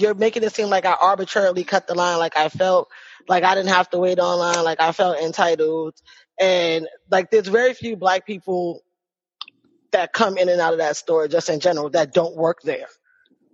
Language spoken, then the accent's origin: English; New York City, New York, United States; now in Winter Park, United States; I'm located in Orlando, Florida. I'm actually in Winter Park, which is like a little city right outside of Orlando. And I'm from the Bronx. You would normally be able to very much hear it